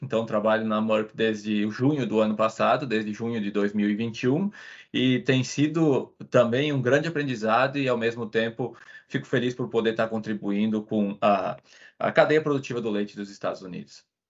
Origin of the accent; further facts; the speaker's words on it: Veranópolis, Rio Grande do Sul, Brazil; moved away as an adult; eu sou natural do Rio Grande do Sul, no Brasil, uma cidade pequena chamada Veranópolis, e eu cresci numa fazenda leiteira